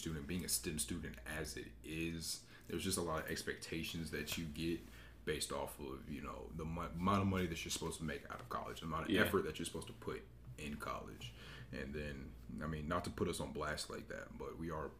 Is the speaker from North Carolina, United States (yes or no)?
yes; Greensboro, North Carolina, United States; I'm from Greensboro